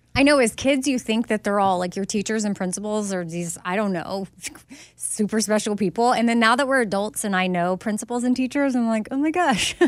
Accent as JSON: {"language": "English", "region": "Texas", "country": "United States", "tie": "born or raised there", "moved": "yes", "said": "I went to high school with Jenna and Barbara. Like, we, regular public school."}